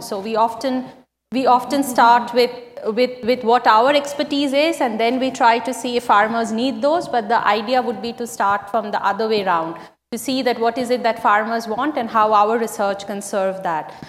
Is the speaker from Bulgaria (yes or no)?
no; West Bengal, India; my home state of West Bengal